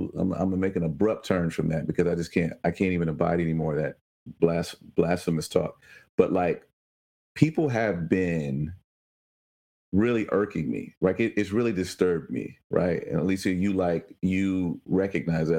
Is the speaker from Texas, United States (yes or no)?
no; Chicago, Illinois, United States; I was born in Chicago.